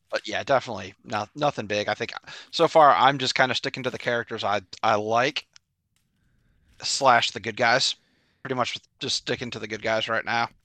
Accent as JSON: {"language": "English", "town": "Nashville", "region": "Tennessee", "country": "United States", "said": "I am from Nashville, Tennessee"}